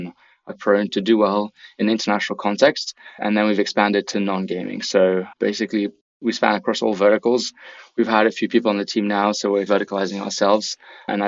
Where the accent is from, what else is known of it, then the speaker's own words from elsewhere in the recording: Belgium; moved away as an adult; now in New York, United States; I'm based out of New York. Yeah, I'm originally from Belgium though, but have been living in the city for about 5 years